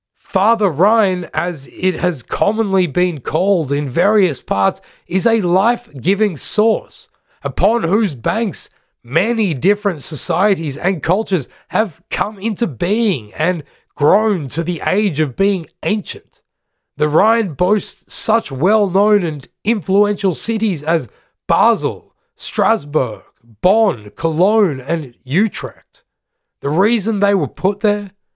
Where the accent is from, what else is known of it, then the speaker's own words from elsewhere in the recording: Australia; I'm from Australia